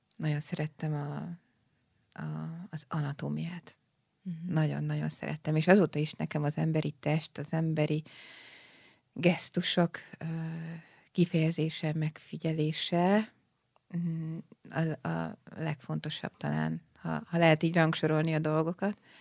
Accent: Budapest, Hungary; also born or lived in Szeged; Az Alsóhegy utcai uh-huh. Budai Baptista gyülekezetben ott nőttem fel

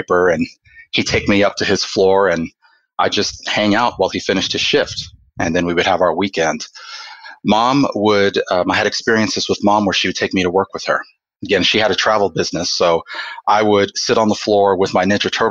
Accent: Atlanta, Georgia, United States; now in Oklahoma, United States; I was born and raised in Atlanta, Georgia

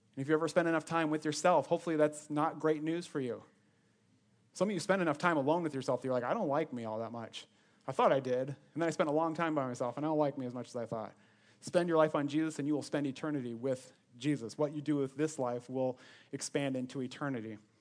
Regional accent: Sioux Center, Iowa, United States; moved away as an adult; also born or lived in Ames, Iowa; I was born and raised in Northwest Iowa Sioux Center, twenty-three years of my life. That's where I grew up

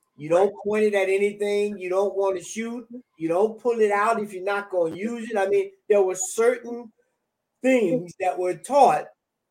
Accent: the South, United States; I'm from the South. I'm from the Georgia, Florida, Alabama region

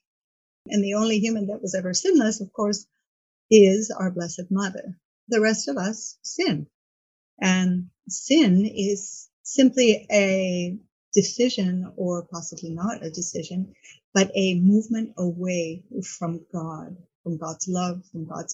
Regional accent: Montreal, Quebec, Canada; moved away as an adult; now in Key Biscayne, United States; born in Montreal, Canada. Moved to Miami about 30 years ago to Key Biscayne.

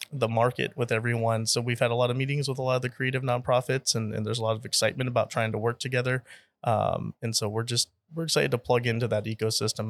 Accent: San Jose, California, United States; also born or lived in Texas; now in Austin, United States; born and raised in San Jose, California, but, uh, been in Texas here for, gosh, going on twelve years now

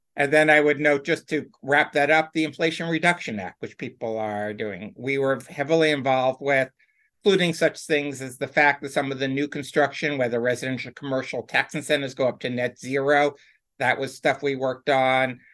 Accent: White Plains, New York, United States; outside of New York City, New York City suburbs.

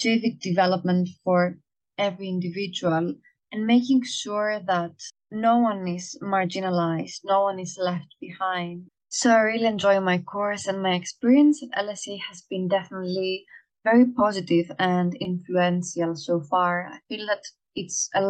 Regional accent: Greece; now in London, United Kingdom; I'm a Greek national

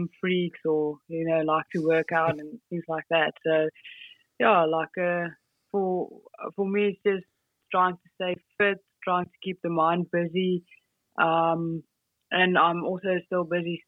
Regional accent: Polokwane, Limpopo, South Africa; I grew up in a town called Limpopo. So that's the provincial Limpopo. Yep. And then in Polokwane

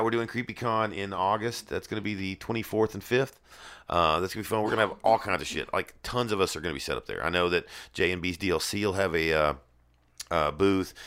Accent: the South, United States; I'm from the South.

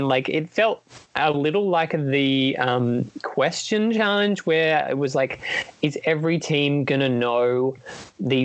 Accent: New South Wales, Australia; oh, it's my home state. I'm from New South Wales

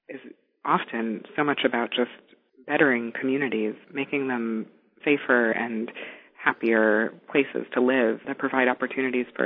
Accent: New York City, New York, United States; moved away as an adult; I grew up in New York City, a short break when I was a teenager

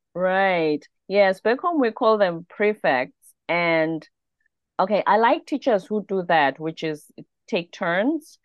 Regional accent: South Africa; moved away as an adult; also born or lived in South Korea; now in United States; I'm a South African.

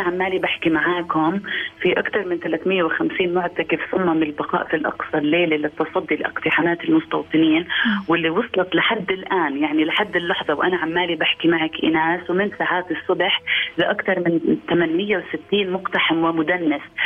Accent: Palestine; إحنا صرنا يتيمين كفلسطينيين

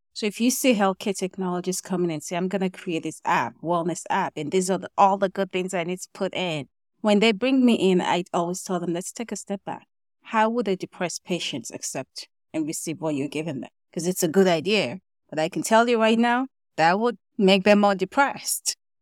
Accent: Nigeria; moved away as an adult; also born or lived in Kentucky, United States; I was born and raised in Nigeria

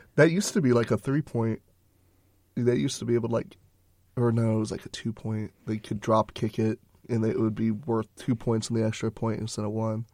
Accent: Texas, United States

